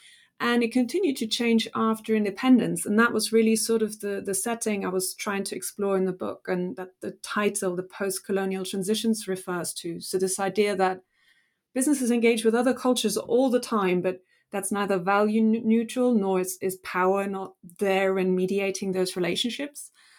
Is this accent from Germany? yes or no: yes; Germany; born there; English is a second language; I was in Germany at the time. I was born in Germany, and a lot of the history was obviously around the Nazi period.